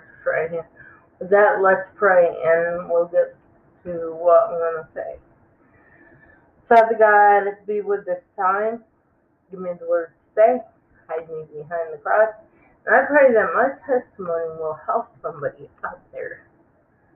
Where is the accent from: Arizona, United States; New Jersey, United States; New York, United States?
New York, United States; Clifton Springs; I was born in New York, upstate New York, a little town called Clifton Springs Hospital